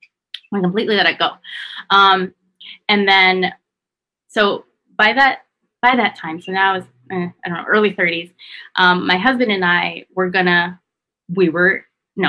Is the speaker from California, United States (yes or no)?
yes; California, United States; moved away as an adult; now in Hawaii, United States; I was born and raised in California